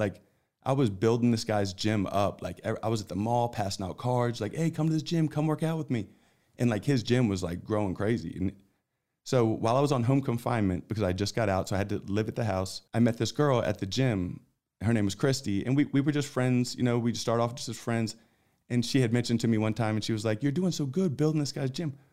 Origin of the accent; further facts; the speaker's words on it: Philadelphia, Pennsylvania, United States; moved away as an adult; now in Texas, United States; I grew up in Philadelphia